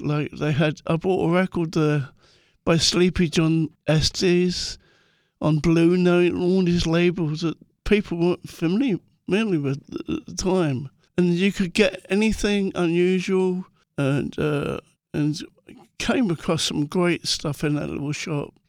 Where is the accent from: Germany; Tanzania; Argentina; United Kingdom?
United Kingdom; London; growing up in Muswell Hill